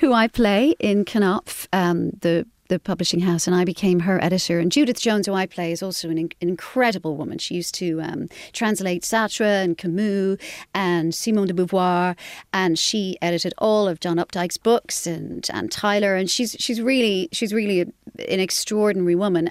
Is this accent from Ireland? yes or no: yes; Carrick-on-Suir, Munster, Ireland; moved away as an adult; also born or lived in Dublin, Ireland; I grew up in Carrick in Shore in County Tipperary and, uh, had a very, you know, normal, lovely Irish upbringing.